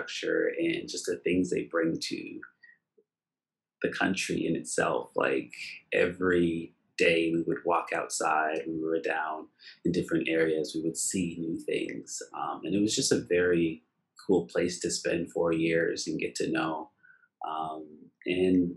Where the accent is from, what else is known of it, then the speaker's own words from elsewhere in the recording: Nova Scotia, Canada; I'm from Nova Scotia